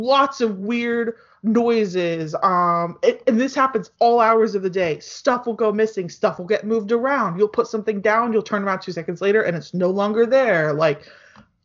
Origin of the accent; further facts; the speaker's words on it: United States; I'm American